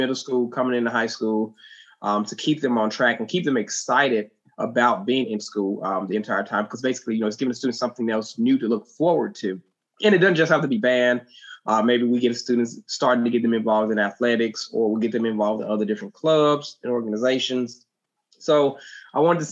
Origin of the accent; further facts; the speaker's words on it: West Memphis, Arkansas, United States; moved away as an adult; also born or lived in Texas; I grew up in West Memphis, Arkansas, is where I'm actually from